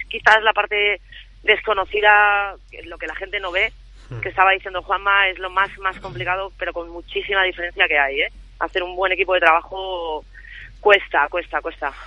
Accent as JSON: {"language": "Spanish", "town": "Madrid", "region": "Community of Madrid", "country": "Spain", "said": "somos las dos madrileñas"}